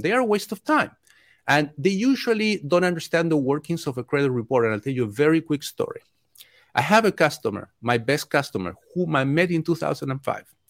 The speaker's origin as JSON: {"language": "English", "country": "Chile", "tie": "born or raised there", "also_born_or_lived": "Mexico", "moved": "yes", "lives_now": "United States", "said": "I grew up in Chile, I had my local lender"}